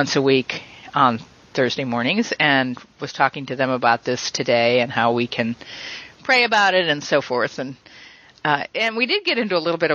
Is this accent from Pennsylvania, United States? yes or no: yes; Western Pennsylvania, United States; Western Pennsylvania, very rural